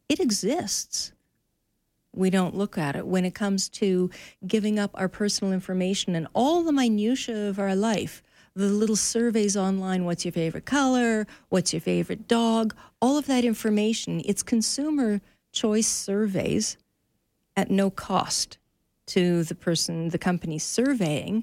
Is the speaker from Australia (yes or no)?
no; Canada; we Canadians